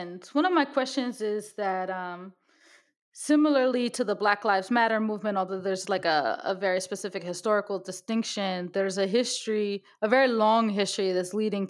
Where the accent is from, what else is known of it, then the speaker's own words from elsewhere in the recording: United States; accent: very American; my very American accent